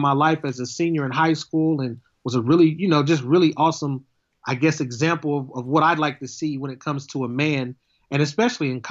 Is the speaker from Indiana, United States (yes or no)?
yes; Terre Haute, Indiana, United States; I'm from Terre Haute, which is about 45 miles from Bloomington